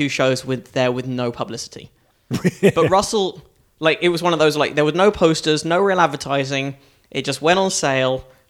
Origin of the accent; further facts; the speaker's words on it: Northwood, London, United Kingdom; moved away; also born or lived in Hampstead / Crouch End; I grew up in a town called Northwood, which is kind of near